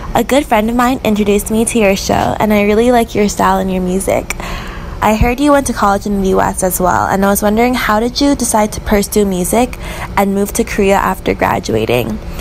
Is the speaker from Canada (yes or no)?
no; Taiwan; moved away as an adult; now in United States; I'm from Taiwan, but I moved to the US for college